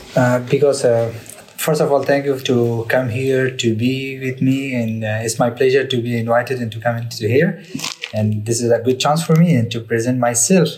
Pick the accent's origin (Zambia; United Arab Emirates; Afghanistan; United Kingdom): Afghanistan; English is a second language; moved away as an adult; now in France; I'm from Afghanistan, but I'm educated